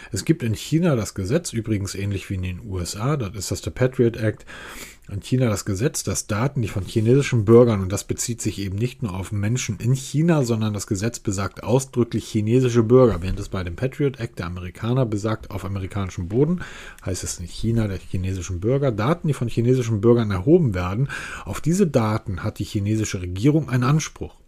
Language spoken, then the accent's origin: German; Hamburg, Germany; ich bin Hamburger. Das heißt, als ich bin Hamburger, Hanseat, wir sind eine alte Kaufmannsstadt